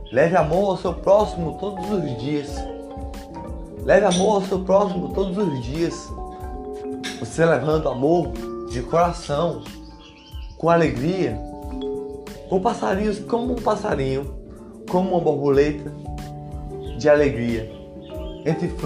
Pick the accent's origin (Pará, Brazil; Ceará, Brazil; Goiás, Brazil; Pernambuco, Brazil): Ceará, Brazil; Como eu disse antes, sou do interior do Ceará.